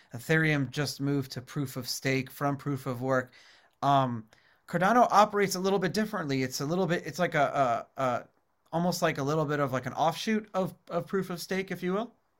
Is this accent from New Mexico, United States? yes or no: no; New York City, New York, United States; growing up in New York City, I remember as a kid